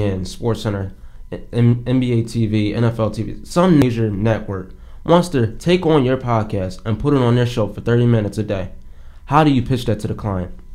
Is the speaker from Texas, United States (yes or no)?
no; Philadelphia, Pennsylvania, United States; now in Rochester, United States; I'm from Philly